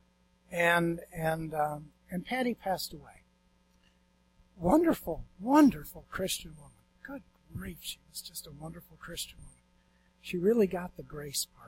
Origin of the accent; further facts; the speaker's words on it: Attica, New York, United States; moved away as an adult; now in Florida, United States; I'm originally from Western New York, up near Buffalo, Attica, actually, to be exact